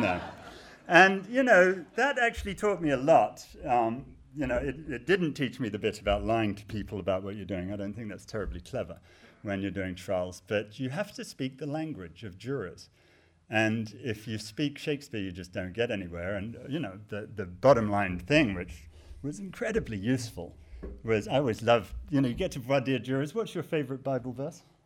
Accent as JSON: {"language": "English", "country": "United States", "said": "I am American"}